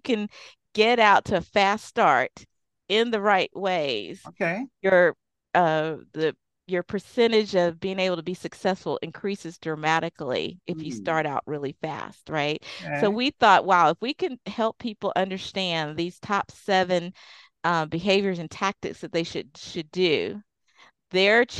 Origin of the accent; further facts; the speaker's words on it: Deep South, United States; I grew up in the Deep South